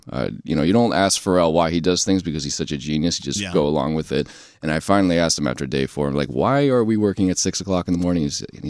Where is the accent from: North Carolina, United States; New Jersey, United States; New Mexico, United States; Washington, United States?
New Jersey, United States; accent: Jersey; You know, when I'm in New York, my Jersey accent comes out